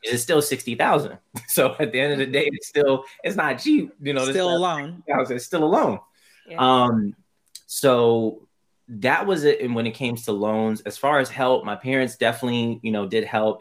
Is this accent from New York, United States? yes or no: yes; New York City, New York, United States; moved away as an adult; now in Irvine, United States; Originally, I come from Brooklyn, New York. And right now, I am out on the West Coast. I've lived in Irvine, California